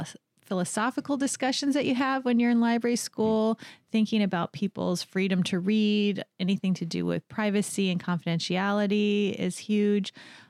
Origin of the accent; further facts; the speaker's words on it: White Rock, British Columbia, Canada; also born or lived in United States; I'm from White Rock, British Columbia, originally. My family lived all over the states, but I made my way back to the West Coast by little.